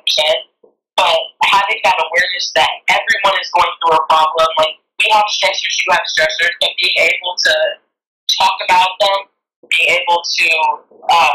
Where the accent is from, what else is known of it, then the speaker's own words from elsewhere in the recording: California, United States; I'm from California